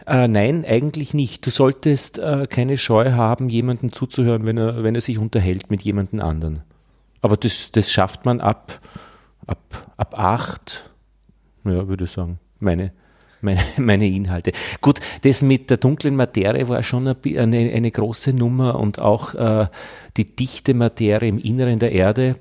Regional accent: Upper Austria, Austria; now in Vienna, Austria; ich komme aus Wien, bin in Oberösterreich geboren, am Land

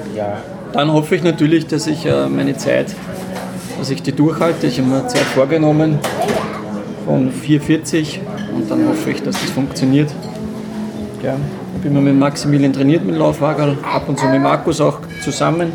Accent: Traisental near Lilienfeld, Lower Austria, Austria; now in St. Pölten, Austria; Ich bin nicht aus Wien, ich komme aus, äh, aus St. Pölten und ursprünglich aus dem schönen Dreisental bei Lilienfeld

